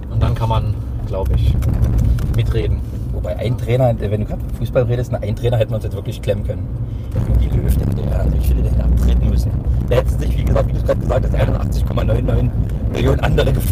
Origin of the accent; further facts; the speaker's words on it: Hoyerswerda, Saxony, Germany; now in Dresden, Germany; Ich bin ja 99 aus Feuerswerda nach Dresden gezogen